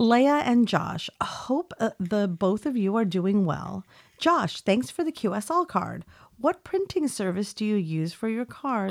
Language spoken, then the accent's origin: English; California, United States; we didn't have anything like that in California